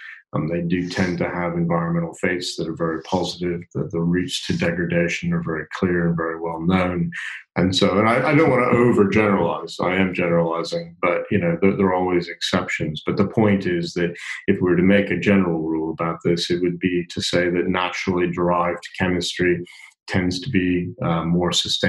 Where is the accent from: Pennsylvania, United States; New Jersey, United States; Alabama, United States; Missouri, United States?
Missouri, United States; Kansas City; Yeah, no, I grew up in Kansas City.